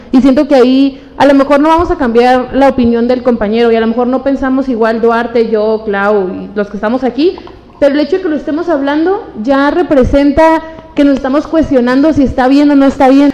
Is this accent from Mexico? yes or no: yes; Mexico; me siento feliz de haber nacido en mi país